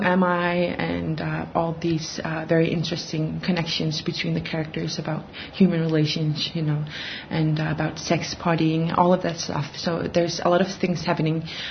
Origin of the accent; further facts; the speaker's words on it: Greenland; I'm a writer from Greenland